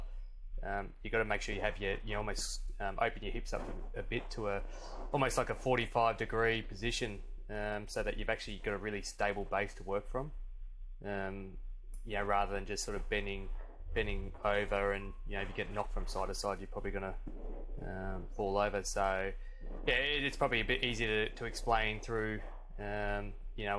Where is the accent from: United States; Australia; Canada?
Australia; Perth, Western Australia; also born or lived in Melbourne; now in Byron Bay, Australia; I was really fortunate growing up in Perth.